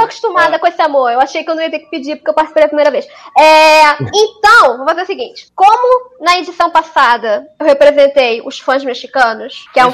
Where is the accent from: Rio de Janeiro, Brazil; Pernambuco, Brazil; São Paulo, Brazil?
Rio de Janeiro, Brazil; eu sou carioca